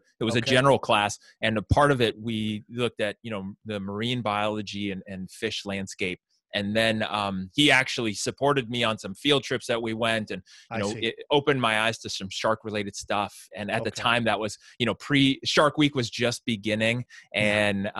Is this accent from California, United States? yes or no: yes; San Francisco Bay Area, California, United States; now in Santa Rosa, United States; I grew up in the San Francisco Bay Area, so not too far from where I am now